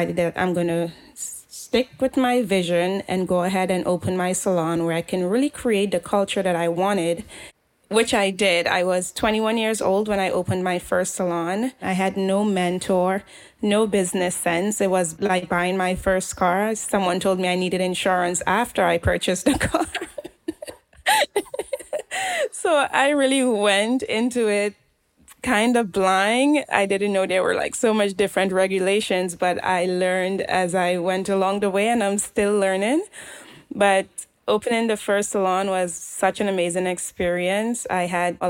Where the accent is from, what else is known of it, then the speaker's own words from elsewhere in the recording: Trinidad & Tobago; moved away; I grew up in Trinidad